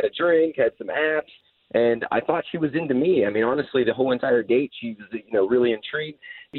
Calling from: Claremont, United States; Hey, I'm out in Claremont.

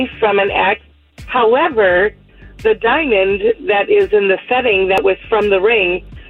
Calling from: Kissimmee, Florida, United States; I am calling from Kissimmee.

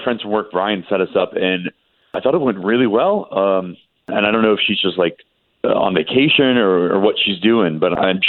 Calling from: Lake Mary, Florida, United States; I'm calling from Lake Mary.

